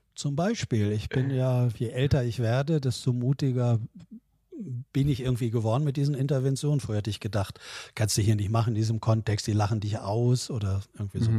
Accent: Southern Lower Saxony, Germany; ich bin ja so klassischer Wessi äh, hier groß geworden

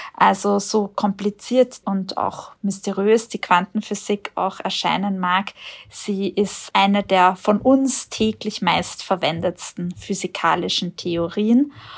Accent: Austria; hier bei uns in Österreich

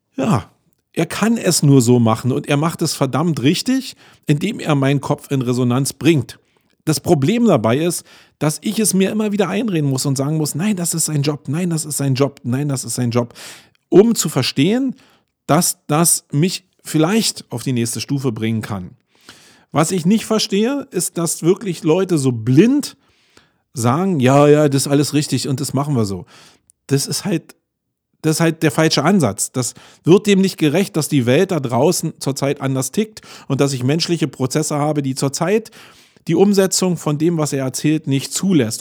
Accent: Berlin, Germany; für einen Berliner

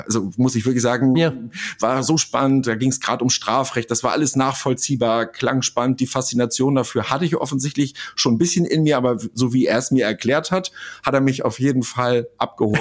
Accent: Kreis Pinneberg, Schleswig-Holstein, Germany; moved away as an adult; also born or lived in Hamburg; ich bin in Hamburg geboren, in Schleswig-Holstein aufgewachsen, dann aber zum Studium nach Hamburg

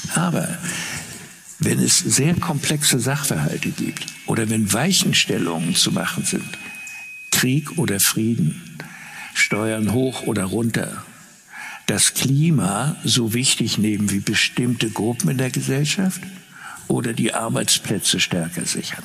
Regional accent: Rostock, Mecklenburg-Vorpommern, Germany; meine Heimatstadt Rostock

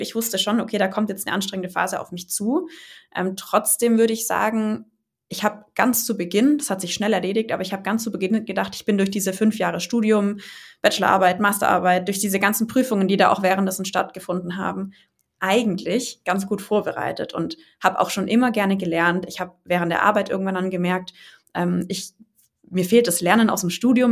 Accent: near Stuttgart, Baden-Württemberg, Germany; Ich komme aus der Nähe von Stuttgart

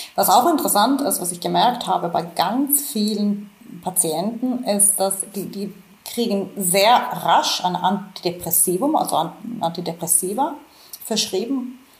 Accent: Finland; moved away; ich komme ursprünglich aus Finnland

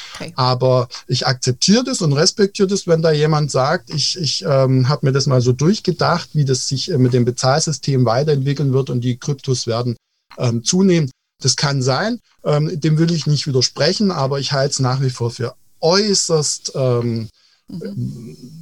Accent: Baden-Württemberg, Germany; Ja, also wir sind ja aus Baden-Württemberg

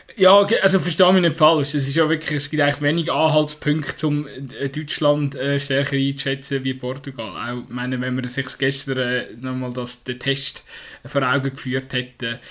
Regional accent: Switzerland; als Schweizer

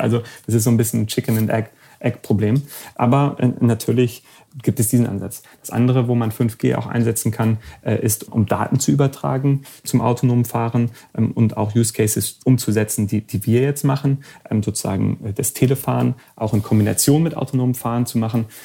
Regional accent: Germany; moved away as an adult; also born or lived in Silicon Valley, United States; ich bin ja ursprünglich aus Deutschland

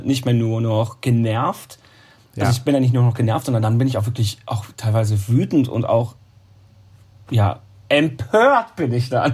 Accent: Münsterland, North Rhine-Westphalia, Germany; moved away as an adult; also born or lived in Baden-Baden, Germany; now in Cologne, Germany; eigentlich bin ich ja kein Kölner, ich bin ein Münsterländer. Komme von der holländischen Grenze ah, direkt

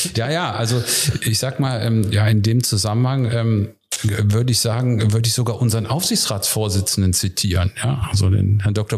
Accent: Wuppertal, North Rhine-Westphalia, Germany; moved away as an adult; also born or lived in Hamburg; now in Berlin, Germany; ich bin gebürtiger Wuppertaler und ich sage bewusst Ölberger

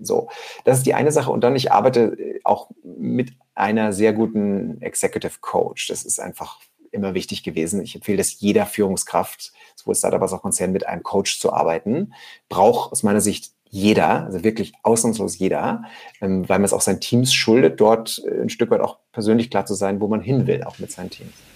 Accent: near a small Austrian mountain village, Styria, Austria; in der Nähe, wo ich aufgewachsen bin

